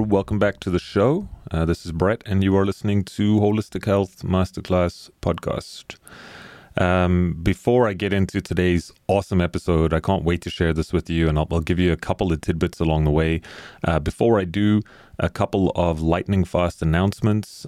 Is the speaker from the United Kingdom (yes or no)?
no; South Africa; I grew up in South Africa